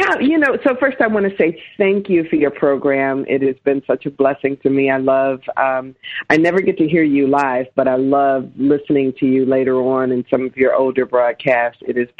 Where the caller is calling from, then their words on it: Cleveland, Ohio, United States; I'm calling from Cleveland, Ohio.